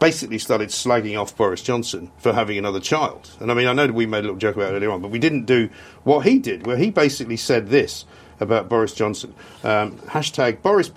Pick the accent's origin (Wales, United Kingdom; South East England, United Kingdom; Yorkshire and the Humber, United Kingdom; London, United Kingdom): London, United Kingdom; also born or lived in Sussex; I was one of those sort of manky Londoners